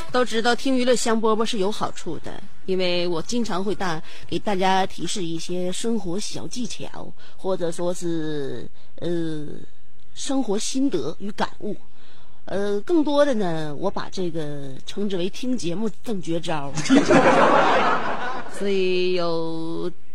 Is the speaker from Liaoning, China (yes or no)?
yes; Shenyang, Liaoning, China; 作为沈阳人呢，东北人呢